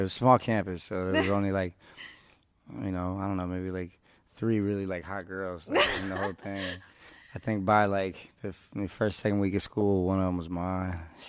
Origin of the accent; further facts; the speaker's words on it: Bay Area, California, United States; moved away as an adult; also born or lived in New Orleans; now in Los Angeles, United States; I'm this kid from the Bay